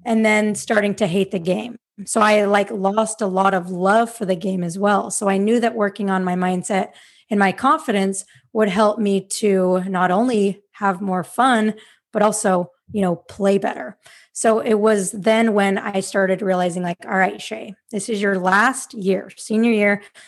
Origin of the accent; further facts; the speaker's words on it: Salt Lake City, Utah, United States; moved away as an adult; now in Sacramento, United States; I am from Salt Lake City, Utah, but I currently live in Sacramento, California